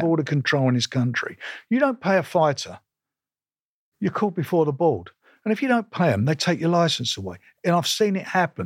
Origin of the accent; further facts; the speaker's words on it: London, United Kingdom; I was born in Islington in nineteen fifty-two. I left school when I was about fourteen and a half